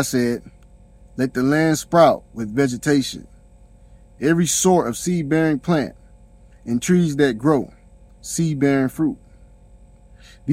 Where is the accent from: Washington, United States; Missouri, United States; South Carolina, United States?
South Carolina, United States; I'm from South Carolina